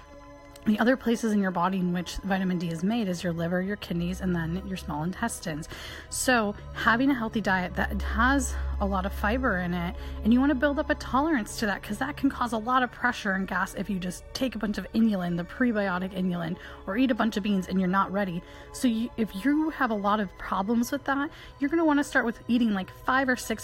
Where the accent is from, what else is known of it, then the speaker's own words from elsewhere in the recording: Michigan, United States; where I grew up in Michigan